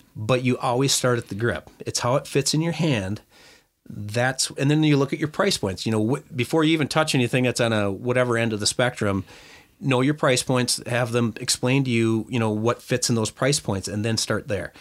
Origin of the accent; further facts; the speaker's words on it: Lindstrom, Minnesota, United States; that's even where I grew up in Lindstrom and Chisago area